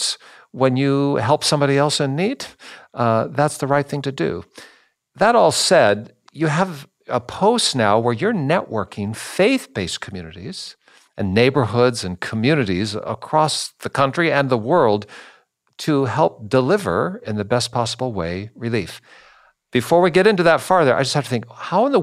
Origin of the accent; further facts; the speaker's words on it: Seattle, Washington, United States; I grew up in Seattle